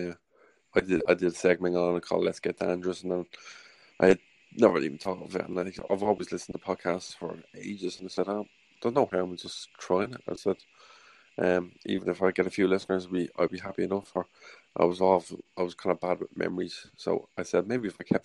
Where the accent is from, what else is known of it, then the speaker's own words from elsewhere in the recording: Ireland; accent: Irish; my Irish accent